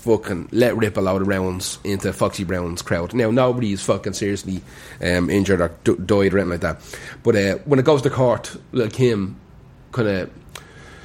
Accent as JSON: {"language": "English", "town": "Dublin", "region": "Leinster", "country": "Ireland", "said": "I'm from Cabra"}